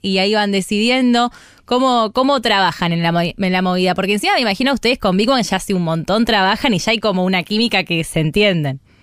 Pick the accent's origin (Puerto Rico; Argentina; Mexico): Argentina; Monte Grande, Buenos Aires Province; soy más de Monte Grande